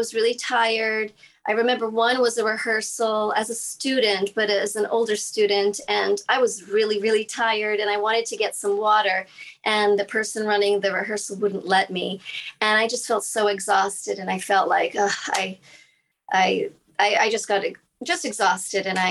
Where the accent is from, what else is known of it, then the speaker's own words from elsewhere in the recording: Massachusetts, United States; I grew up in Massachusetts